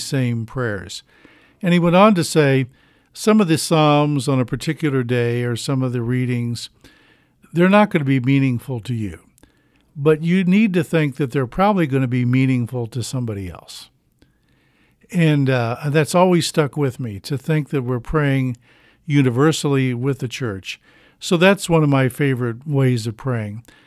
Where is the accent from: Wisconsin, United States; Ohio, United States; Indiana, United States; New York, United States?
Indiana, United States; Beech Grove; I grew up in Beech Grove.